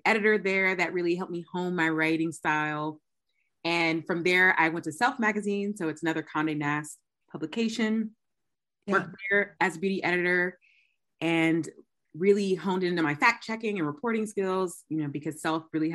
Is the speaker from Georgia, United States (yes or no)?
yes; Georgia, United States; I'm from Georgia.